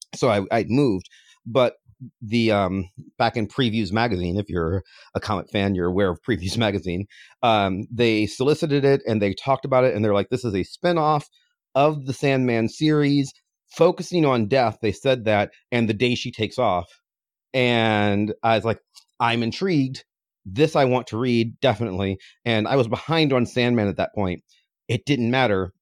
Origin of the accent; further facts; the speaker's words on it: a little town outside of Cleveland, Ohio, United States; I'm from a little town outside of Cleveland